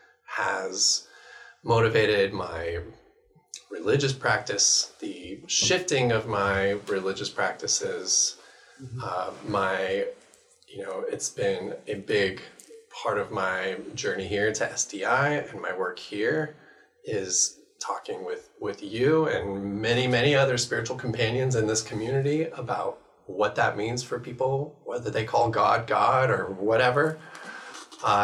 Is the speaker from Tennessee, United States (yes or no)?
no; Bellevue, Washington, United States; now in Seattle, United States; I was born and raised here in Bellevue. I live in Seattle.